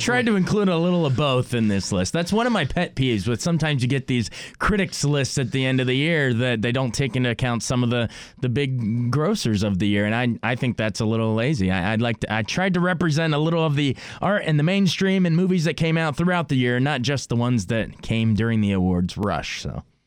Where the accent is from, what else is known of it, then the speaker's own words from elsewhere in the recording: United States; as an American